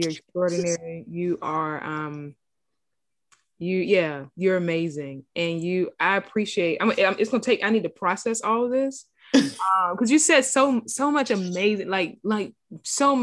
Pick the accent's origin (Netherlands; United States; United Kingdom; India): United States; Savannah, Georgia; we're from Savannah